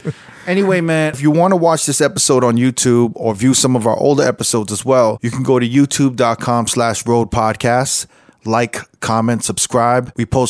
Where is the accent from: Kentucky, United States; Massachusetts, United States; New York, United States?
New York, United States; Wait, what did we used to say when we were growing up in New York when someone split the pole?